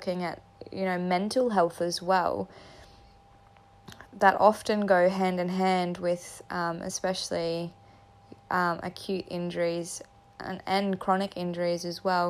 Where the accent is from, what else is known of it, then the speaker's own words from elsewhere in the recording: Katherine, Northern Territory, Australia; also born or lived in Townsville, Queensland; now in Darwin, Australia; I was raised in Katherine